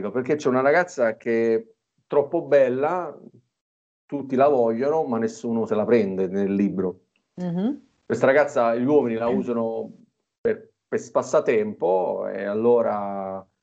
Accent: Torre del Greco, Campania, Italy; Io sono napoletano, nativo di Torre del Greco, una cittadina al centro del Golfo di Napoli, che abbiamo un panorama stupendo

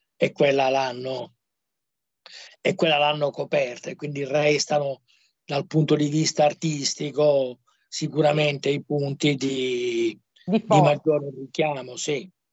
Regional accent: Palermo, Sicily, Italy; moved away; come palermitano

